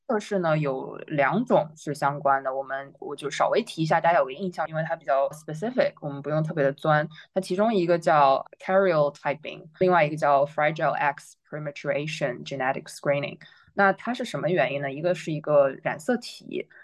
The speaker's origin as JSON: {"language": "Chinese", "country": "China", "said": "我们中国人"}